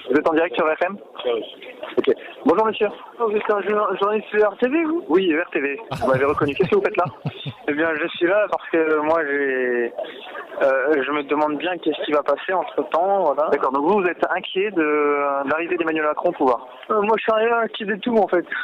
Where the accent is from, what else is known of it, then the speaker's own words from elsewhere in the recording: Quebec, Canada; je, suis québécois. Ah, on est du Canada.